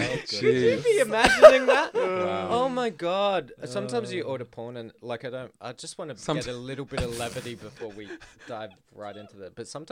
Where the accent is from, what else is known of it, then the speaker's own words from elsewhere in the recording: Adelaide, South Australia, Australia; I told someone on Grindr once that I was from Adelaide